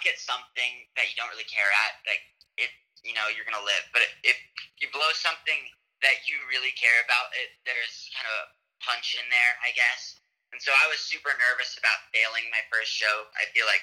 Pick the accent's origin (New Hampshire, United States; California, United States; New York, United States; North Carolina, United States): California, United States; San Diego; moved away; I'm from San Diego